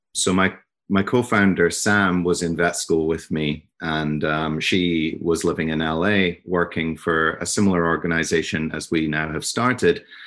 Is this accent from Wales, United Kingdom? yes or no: no; Scotland, United Kingdom; also born or lived in New York; now in New Jersey, United States; I'm from Scotland, um, but I live in New Jersey now